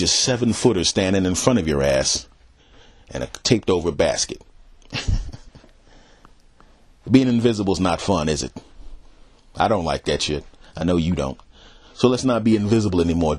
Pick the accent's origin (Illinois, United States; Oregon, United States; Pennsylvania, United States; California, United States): Pennsylvania, United States; Philadelphia; moved away; not right now, but a lot of my family's there. And I was born there.